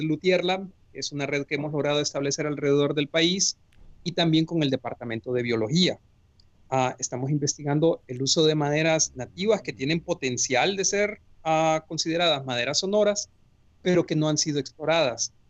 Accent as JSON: {"language": "Spanish", "country": "Honduras", "also_born_or_lived": "Tübingen, Germany / Bonn, Germany", "moved": "as an adult"}